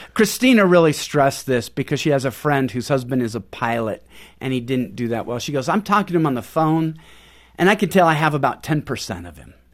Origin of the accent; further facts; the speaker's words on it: Pacific Northwest, United States; moved away as an adult; also born or lived in Houston; We're from Pacific Northwest.